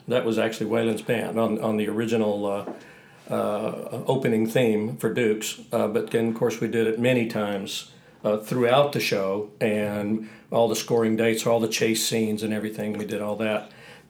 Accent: Troup, Texas, United States; moved away; also born or lived in Los Angeles; Actually, in East Texas. I'm from East Texas, a little town, Troop, Texas, outside of Tyler, Texas, which is outside of Dallas.

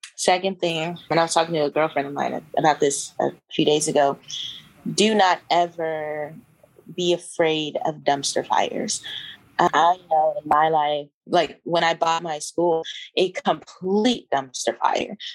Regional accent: Kentucky, United States; moved away as an adult; also born or lived in Georgia / Denver, Colorado; now in Shenzhen, China; I grew up in Kentucky

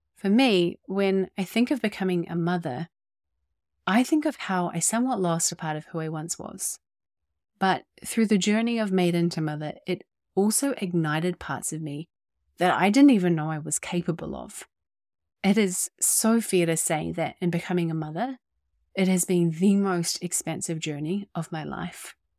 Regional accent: New Zealand; also born or lived in Bay of Islands, New Zealand; I was born and raised in our little piece of paradise down here in Aotearoa, New Zealand

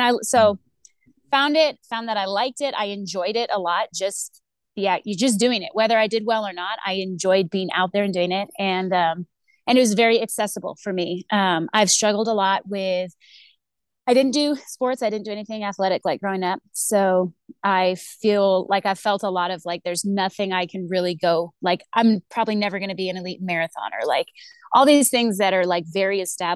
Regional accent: Texas, United States; moved away as an adult; also born or lived in Arizona / Northern Virginia; now in Colorado, United States; I've lived in Texas for most of my life. I was originally from Arizona. So I was born and kind of like childhood in Arizona. Moved to Texas when I was 8

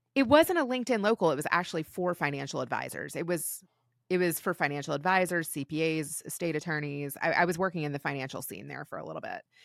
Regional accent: Kentucky, United States; moved away as an adult; also born or lived in Los Angeles; I ended up back in Kentucky after L A because my husband got a job at G E back in my hometown

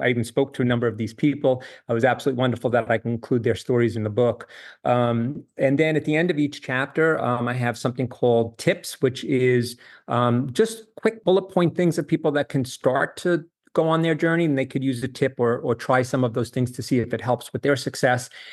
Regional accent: New York, United States; moved away as an adult; also born or lived in Charlottesville, Virginia / Miami, Florida; now in Jacksonville, United States; I grew up in New York

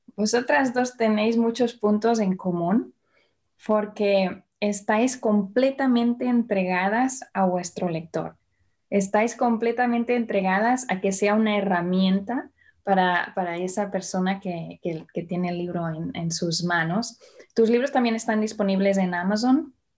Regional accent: Barcelona, Catalonia, Spain; yo nací en Barcelona

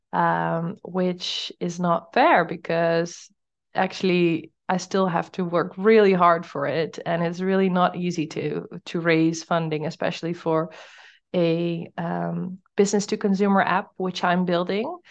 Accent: Netherlands; moved away as an adult; now in Portugal; I'm from the Netherlands

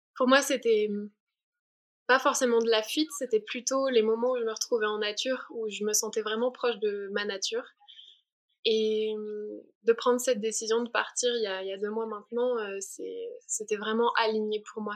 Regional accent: Provence-Alpes-Côte d'Azur, France; moved away; je viens du sud de la France. J'ai grandi sous le soleil des, des montagnes des Alpes-Maritimes

